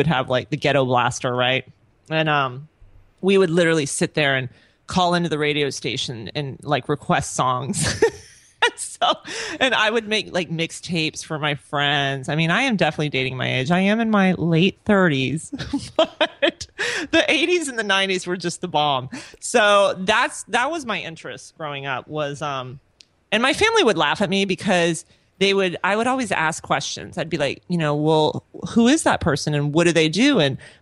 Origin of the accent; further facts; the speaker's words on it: Orlando, Florida, United States; also born or lived in Tampa; I'm originally from Orlando. I was born and raised there